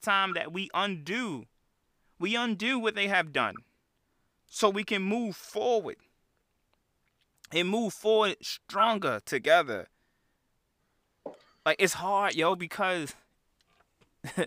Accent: Chicago, Illinois, United States; I'm from Chicago

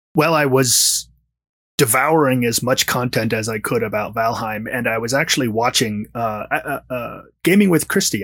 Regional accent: Washington, District of Columbia, United States; now in Los Angeles, United States; I'm originally from Washington, D C. I used to always say that's where I am from, but I've been in Los Angeles for significantly longer than I lived in D C.

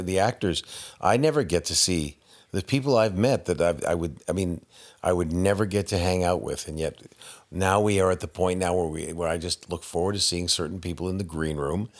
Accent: Canada; I'm Canadian.

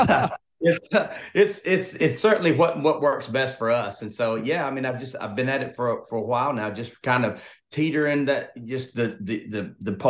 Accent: Opelika, Alabama, United States; moved away as an adult; also born or lived in Texas / Nashville; I'm from Opelika, Alabama, which I'm about 30 minutes from the Georgia state line.

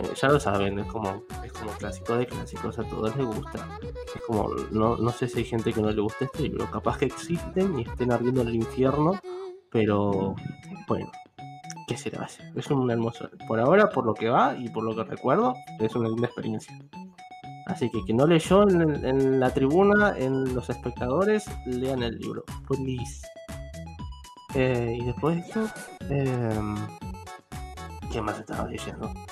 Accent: Buenos Aires, Argentina; soy un porteñito que no salió nunca de su ciudad, de su ciudad natal

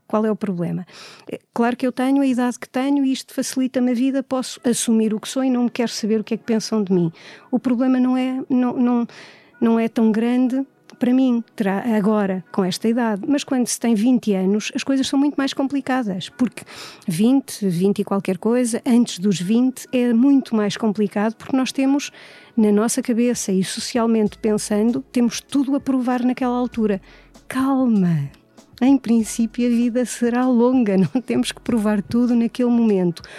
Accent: Coimbra, Centro, Portugal; nasci e tenho vivido sempre em Coimbra

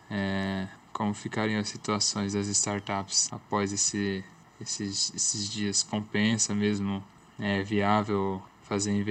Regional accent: Limeira, São Paulo, Brazil; sou de Limeira, São Paulo

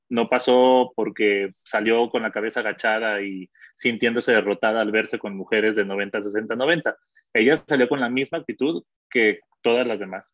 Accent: Mexico; also born or lived in Colombia; como mexicanos creo que es eso. Eh, y creo que nos ha afectado mucho ser vecinos de Estados Unidos

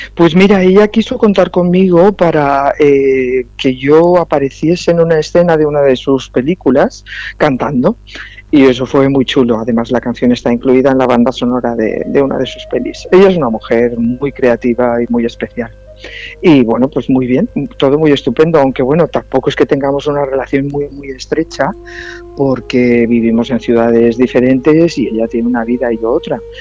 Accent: Valencian Community, Spain; yo soy más valenciana que las naranjas

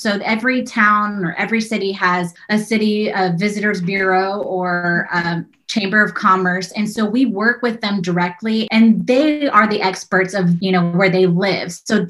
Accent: San Antonio, Texas, United States; I'm from San Antonio

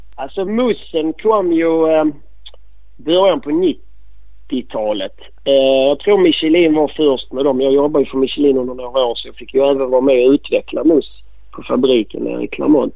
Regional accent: Malmö, Skåne, Sweden; accent: skånska; now in Bromölla, Sweden; Jag är väl mer Malmöbo

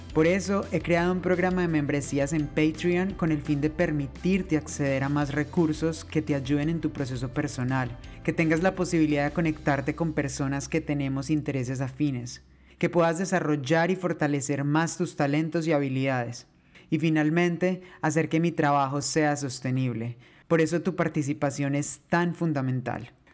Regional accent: Colombia; moved away; also born or lived in Spain

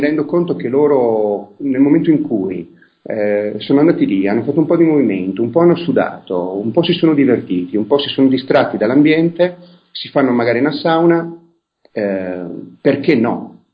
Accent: province of Vicenza, Veneto, Italy; io sono nato nel millenovecentosessantaquattro in provincia di Vicenza

